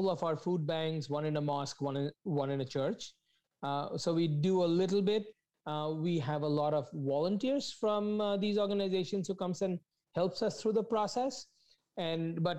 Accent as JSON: {"language": "English", "country": "India", "moved": "as an adult", "lives_now": "Toronto, Canada", "said": "when I came to this country, I come from India, never left the country"}